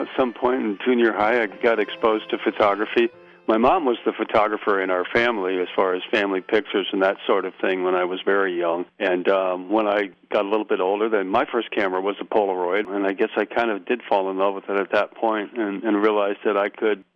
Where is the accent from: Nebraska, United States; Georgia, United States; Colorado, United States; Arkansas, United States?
Nebraska, United States; moved away; I grew up in Nebraska